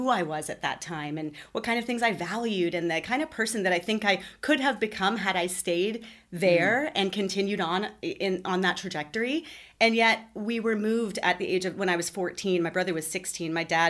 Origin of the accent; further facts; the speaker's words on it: Toronto, Ontario, Canada; moved away; I was born near Toronto. I lived there for several years. I moved